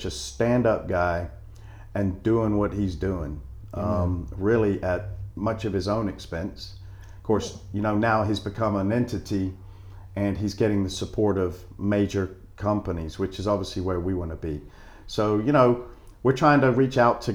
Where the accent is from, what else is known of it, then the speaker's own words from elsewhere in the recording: Panama City, Florida, United States; moved away; also born or lived in South Texas; I was born in Panama City, so I'm proud Floridian.